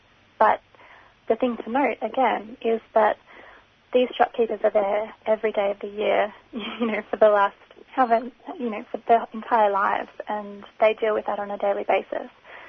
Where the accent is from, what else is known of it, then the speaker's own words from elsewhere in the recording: Australia; the fact that I'm an Australian citizen